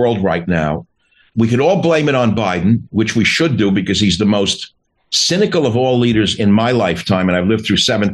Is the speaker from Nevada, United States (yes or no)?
no; New York City, New York, United States; I'm from Queens and I know the shtick because I went to high school in the same area